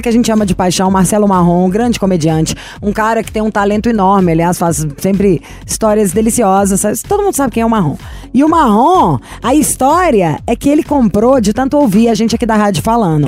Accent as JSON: {"language": "Portuguese", "town": "Belo Horizonte", "region": "Minas Gerais", "country": "Brazil", "said": "Sou de Belo Horizonte."}